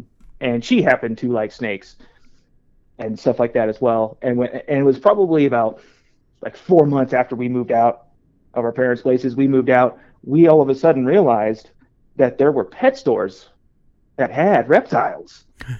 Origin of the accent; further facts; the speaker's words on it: Central Valley, California, United States; I grew up in California, right there, smack dab in the middle, Central Valley, in between Fresno and Bakersfield.